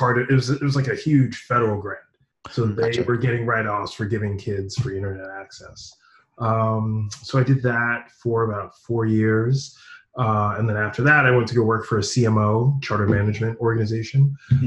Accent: New York, United States; moved away; I'm originally from New York.

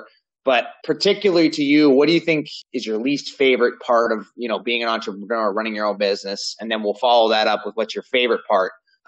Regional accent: Sandwich, Massachusetts, United States; Growing up in Sandwich, I was in Forestdale, so it was kind of further away from the downtown.

